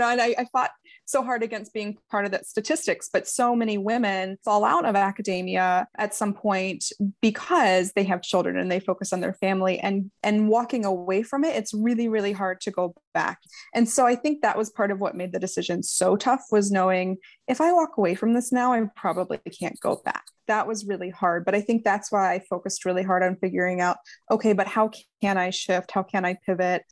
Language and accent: English; Ohio, United States; moved away as an adult; also born or lived in Utah; We were in Utah, we're from Ohio